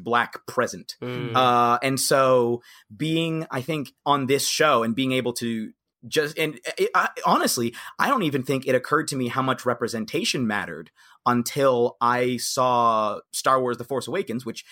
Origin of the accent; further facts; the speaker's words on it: Cincinnati, Ohio, United States; I'm from Cincinnati, actually. I grew up in a predominantly white environment.